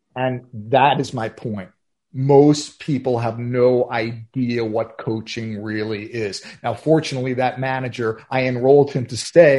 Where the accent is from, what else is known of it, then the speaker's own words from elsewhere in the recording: New York, United States; I'm from New York